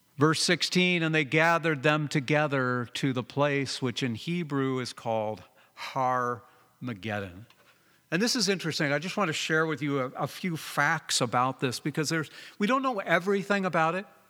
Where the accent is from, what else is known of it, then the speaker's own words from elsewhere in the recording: Southern California, United States; now in Oregon, United States; I grew up in Southern California